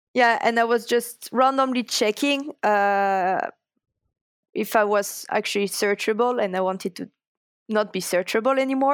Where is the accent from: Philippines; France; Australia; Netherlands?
France; English is a second language; moved away as an adult; also born or lived in Toulouse; now in Linköping, Sweden; I am coming from France first